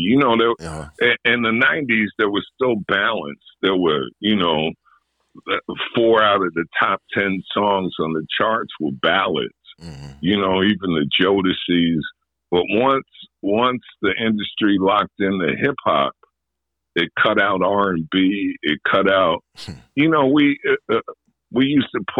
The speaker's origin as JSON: {"language": "English", "town": "New York City", "region": "New York", "country": "United States", "tie": "born or raised there", "said": "I grew up in Jamaica, Queens"}